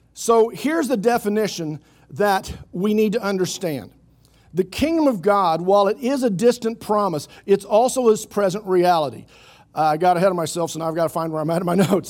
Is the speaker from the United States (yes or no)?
yes; Oklahoma City, Oklahoma, United States; I grew up in Oklahoma City, otherwise known as West Jerusalem